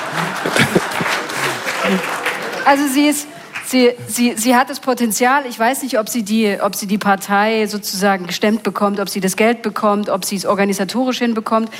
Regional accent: Mulda, Saxony, Germany; ich komme aus Mulda

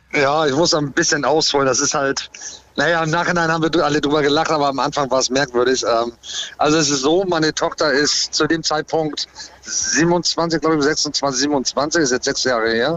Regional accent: Hamburg, Germany; Ich komme aus Hamburg

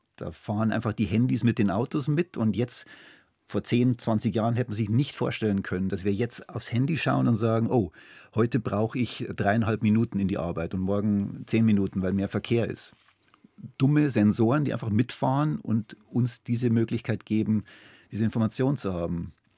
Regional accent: Germany; wenn man da als, als Deutscher kommt

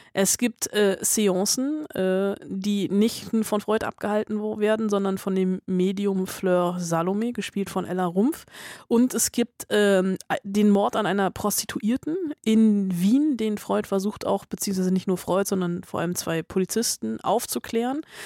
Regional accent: Germany; Ich war auch im Kindergarten in Westdeutschland

